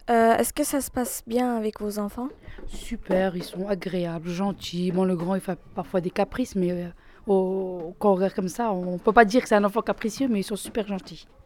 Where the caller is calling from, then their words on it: Metz, Grand Est, France; De Metz.